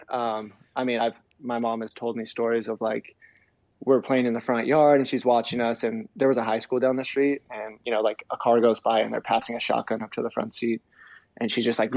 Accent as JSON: {"language": "English", "town": "Ventura", "region": "California", "country": "United States", "tie": "born or raised there", "also_born_or_lived": "San Bernardino, California / Fontana, California"}